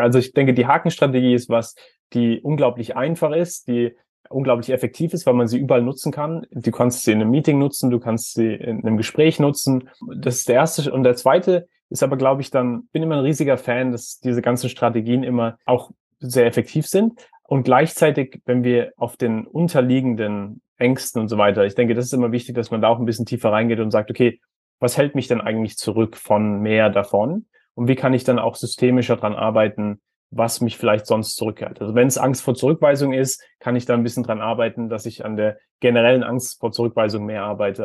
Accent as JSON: {"language": "German", "town": "Heidelberg", "region": "Baden-Württemberg", "country": "Germany", "tie": "born or raised there", "said": "ich bin in Heidelberg aufgewachsen"}